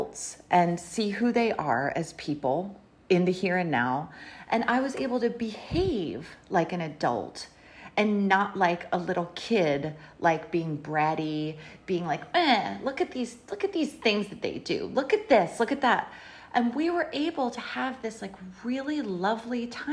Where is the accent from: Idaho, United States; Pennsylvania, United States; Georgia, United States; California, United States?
Pennsylvania, United States; Philadelphia; moved away; Now I'm from Philly, but now my parents retired to South Jersey.